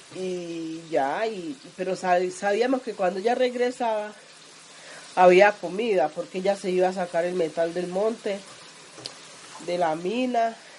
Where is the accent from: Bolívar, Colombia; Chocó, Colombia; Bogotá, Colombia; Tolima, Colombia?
Chocó, Colombia; accent: chocoano; now in Antioquia, Colombia; en mi tierra chocana